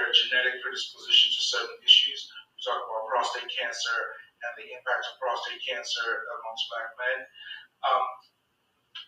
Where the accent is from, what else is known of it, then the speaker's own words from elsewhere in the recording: Nigeria; moved away; I grew up in Nigeria.